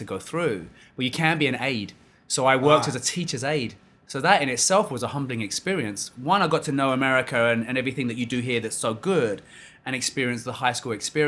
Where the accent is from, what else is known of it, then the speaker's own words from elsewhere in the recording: London, United Kingdom; moved away as an adult; now in Winnetka, United States; I'm originally from London, England